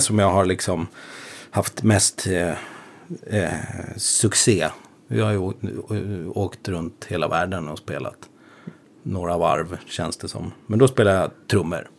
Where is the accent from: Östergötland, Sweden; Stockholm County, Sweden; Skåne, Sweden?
Stockholm County, Sweden; Upplands Väsby; jag kommer från Väsby